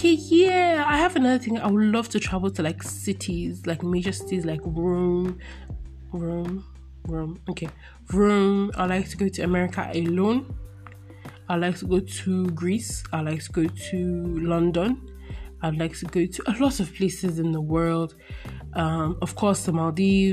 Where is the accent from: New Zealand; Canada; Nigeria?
Nigeria; born or raised there